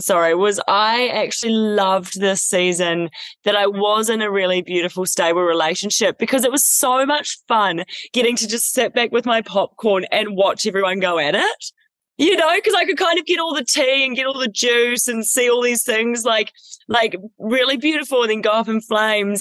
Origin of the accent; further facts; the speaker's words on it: New Zealand; moved away as an adult; Growing up in New Zealand